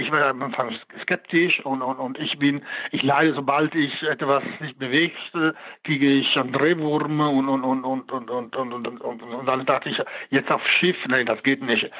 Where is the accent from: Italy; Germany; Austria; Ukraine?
Italy; moved away; als Italiener, ich beherrsche die, die, die, die Sprache